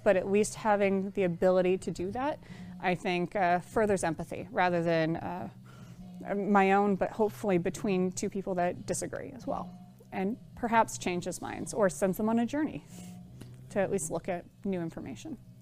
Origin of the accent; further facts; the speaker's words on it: Bay Area, California, United States; I was born and raised in the Bay Area